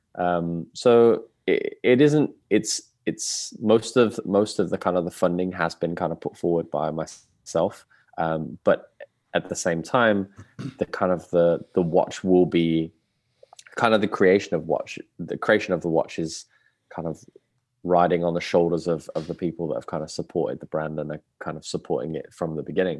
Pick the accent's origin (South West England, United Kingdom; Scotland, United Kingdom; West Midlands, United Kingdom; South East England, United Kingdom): West Midlands, United Kingdom; Birmingham; born and raised in Birmingham